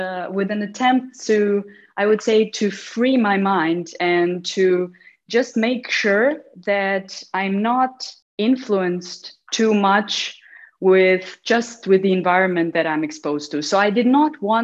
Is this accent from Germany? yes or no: no; Mostar, Federation of Bosnia and Herzegovina, Bosnia & Herzegovina; while I was growing up in Mostar